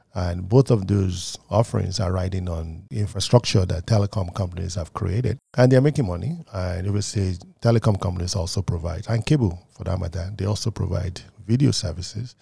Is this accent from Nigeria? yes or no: yes; Nigeria; also born or lived in United Kingdom; now in United States; I grew up in Nigeria